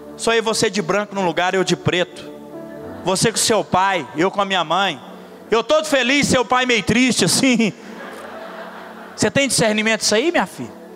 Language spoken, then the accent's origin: Portuguese; Itaguari, Goiás, Brazil; accent: goiano; a minha infância foi em Itaguari, Goiás, o interior de Goiás